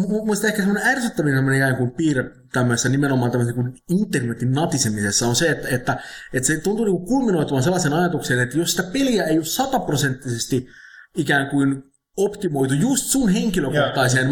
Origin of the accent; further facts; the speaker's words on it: Finland; mä oon Suomesta.